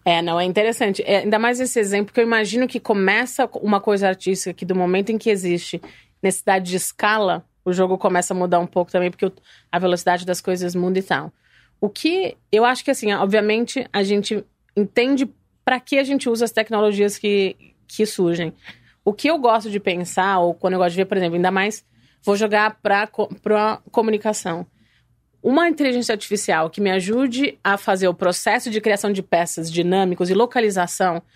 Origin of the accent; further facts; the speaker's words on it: interior of São Paulo, Brazil; moved away as an adult; also born or lived in New York / Italy; sou do interior de São Paulo